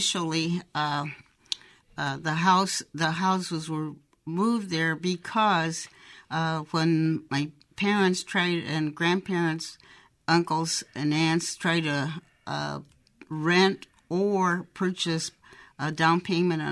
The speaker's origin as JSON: {"language": "English", "town": "Davenport", "region": "Iowa", "country": "United States", "tie": "born or raised there"}